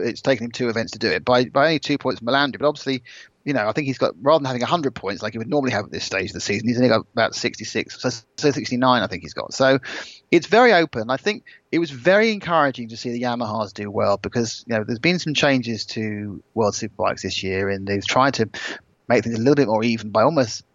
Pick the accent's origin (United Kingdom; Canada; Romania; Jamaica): United Kingdom; I'm British